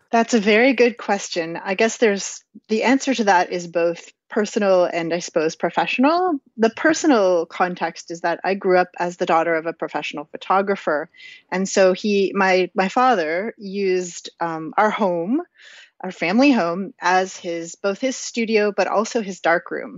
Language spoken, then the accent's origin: English; Canada; as a Canadian who wears a toque in the winter